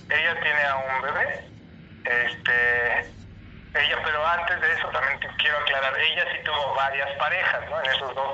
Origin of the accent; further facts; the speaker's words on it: Ecatepec, State of Mexico, Mexico; yo también crecí en Ecatepec, esa yo era de Ecatepec.